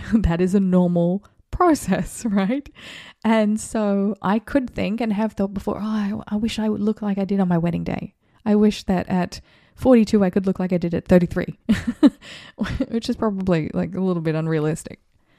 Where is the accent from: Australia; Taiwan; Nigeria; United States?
Australia; And I saw this happen as an Australian, when I was an Australian, during the times of the election